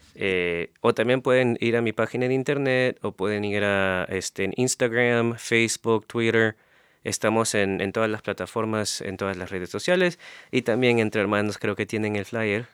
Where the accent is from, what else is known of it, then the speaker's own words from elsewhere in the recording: Peru; moved away; desde que vivía en Perú